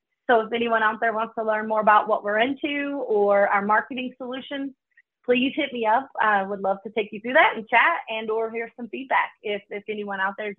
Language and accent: English; the South, United States; you know, growing up in the South, I love hometowns, like home comfort food.